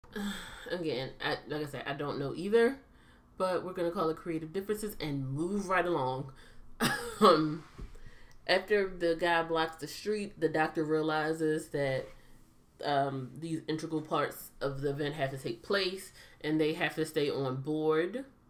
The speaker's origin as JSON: {"language": "English", "country": "United States", "said": "as an American"}